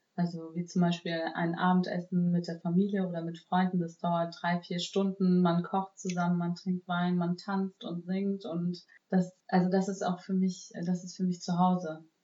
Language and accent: German; Germany; ich bin ja in Deutschland äh, geboren und aufgewachsen